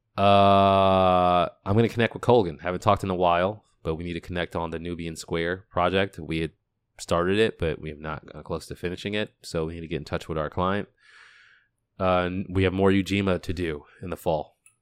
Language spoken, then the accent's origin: English; Boston, Massachusetts, United States; I'm from the U S, I grew up in Boston.